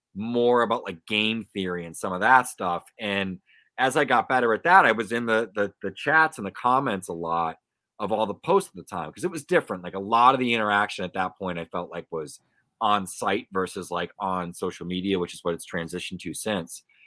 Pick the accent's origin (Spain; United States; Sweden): United States; Pawtucket, Rhode Island; I grew up around the Pawtucket Red Sox